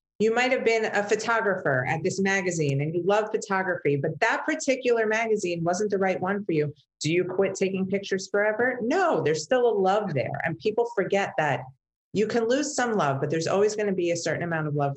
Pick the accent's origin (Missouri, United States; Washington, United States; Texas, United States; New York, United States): New York, United States; Long Island; moved away as an adult; also born or lived in New Jersey; now in Aventura, United States; I grew up in Long Island